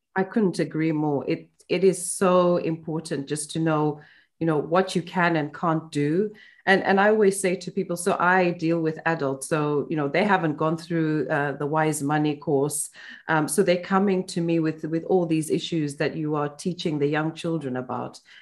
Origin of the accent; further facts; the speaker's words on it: Zimbabwe; now in United Kingdom; when I moved to the UK from Zimbabwe